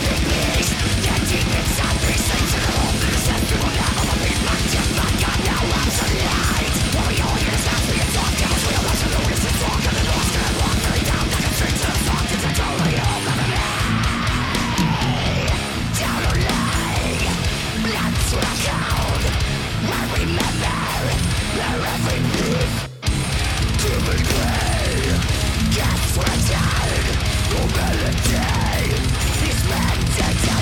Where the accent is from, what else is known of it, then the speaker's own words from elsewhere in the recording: Detroit, Michigan, United States; we're from Detroit